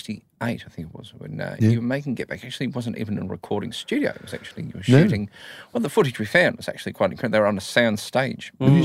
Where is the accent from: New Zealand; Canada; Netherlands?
New Zealand; as a … fan growing up in New Zealand at the time